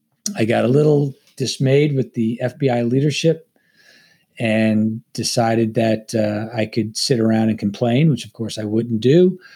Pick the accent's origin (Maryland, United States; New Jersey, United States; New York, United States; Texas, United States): New York, United States; Long Island; I'm a native New Yorker. I'm from Long Island, New York.